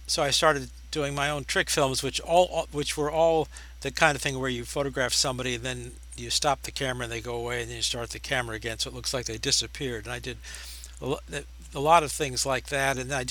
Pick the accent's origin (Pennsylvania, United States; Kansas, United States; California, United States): California, United States; Los Angeles; I was born in Los Angeles, California